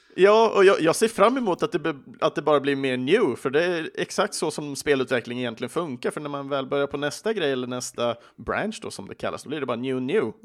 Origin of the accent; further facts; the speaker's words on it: Sweden; i Sverige pratar vi inte så ofta på engelska med våra vänner